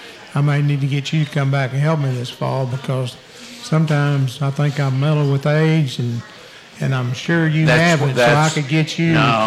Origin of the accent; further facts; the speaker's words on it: Crescent, Oklahoma, United States; moved away as an adult; now in El Paso, United States; I coached at my hometown Crescent for 3 years.